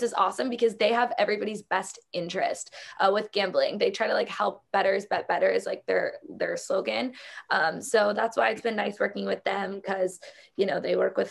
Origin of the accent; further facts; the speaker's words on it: South Florida, United States; I grew up in South Florida